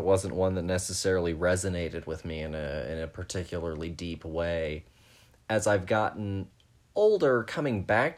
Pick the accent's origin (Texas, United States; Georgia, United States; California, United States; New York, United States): Texas, United States; growing up in Texas